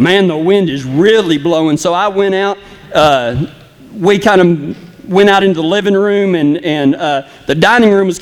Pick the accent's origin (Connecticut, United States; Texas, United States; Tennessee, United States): Texas, United States; West; accent: Texas; moved away; I'm from Kynosa, Texas, which is way out in West Texas towards El Paso